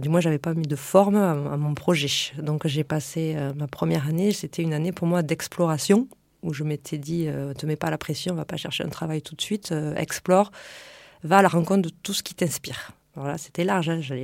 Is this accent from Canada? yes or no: no; Lot, Occitania, France; also born or lived in Paris region; now in Toulouse area, France; je viens de la campagne. Euh, je viens du Lot